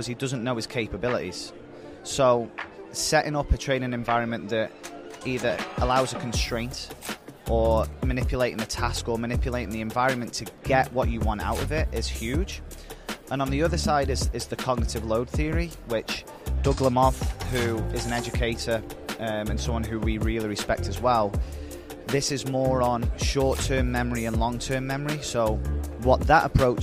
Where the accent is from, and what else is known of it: Stoke-on-Trent, West Midlands, United Kingdom; born or raised there; moved away as an adult; now in Albany, United States